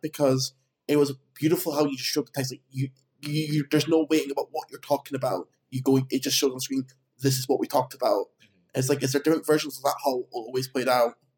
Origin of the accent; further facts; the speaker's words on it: Edinburgh, Scotland, United Kingdom; I'm originally uh, I'm from Edinburgh, so I'm up from Scotland.